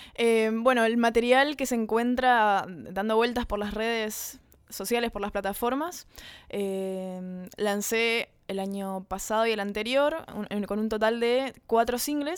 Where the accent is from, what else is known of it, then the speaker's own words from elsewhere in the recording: Corrientes, Argentina; somos dos de Corrientes, dos correntinas